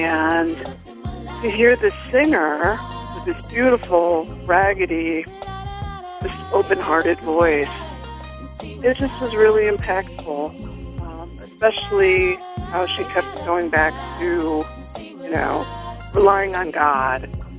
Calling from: Chicago, Illinois, United States; also born or lived in New York City; I'm calling from Chicago.

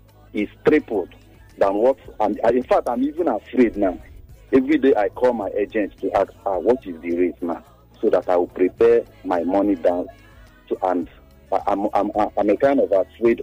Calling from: Lekki, Lagos, Nigeria

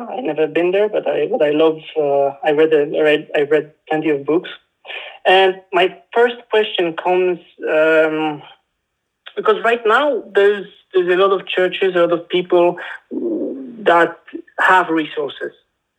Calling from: Poland; I'm calling you from Poland.

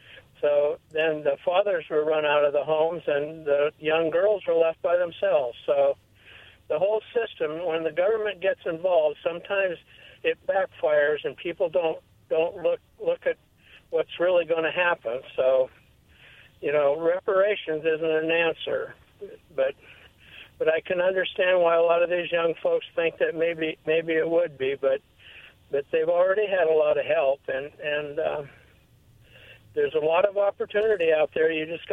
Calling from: Pasco, Washington, United States; Hi, this is … from out of Pasco.

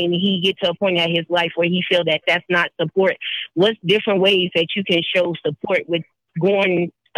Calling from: Colorado Springs, Colorado, United States; Colorado Springs, Colorado.

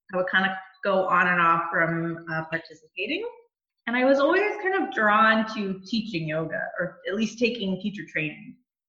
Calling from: Bowmanville, Ontario, Canada; I am in Bowmanville, Ontario, working from my office this morning.

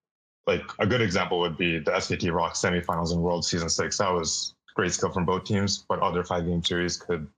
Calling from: San Francisco, California, United States; San Francisco.

